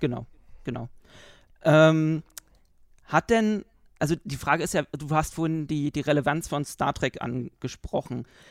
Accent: Berlin, Germany; Wir sind Berliner

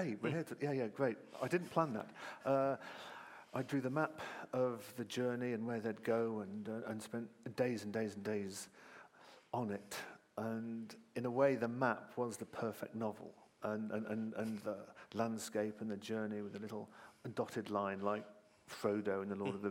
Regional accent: Malvern, West Midlands, United Kingdom; I was a kid growing up in Malvern in Worcestershire

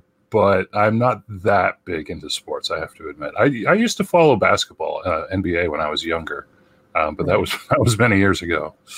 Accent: Winnipeg, Manitoba, Canada; now in Tampa, United States; I'm from Winnipeg in Canada

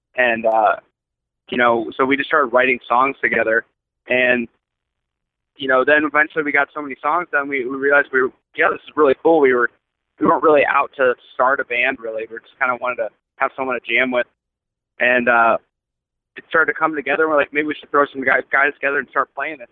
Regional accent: Akron, Ohio, United States; we're from Akron, Ohio

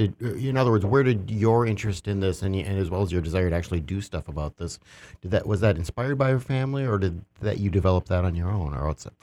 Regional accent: Wisconsin, United States; I grew up in Wisconsin

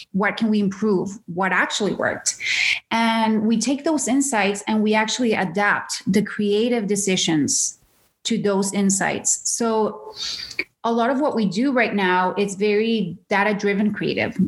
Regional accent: Caracas, Capital District, Venezuela; moved away as an adult; now in Canada; born and raised in Venezuela, in Caracas, Venezuela

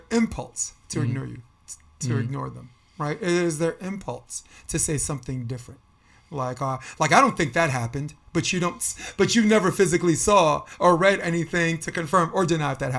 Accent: New York City, New York, United States; Grew up on Flatbush Avenue

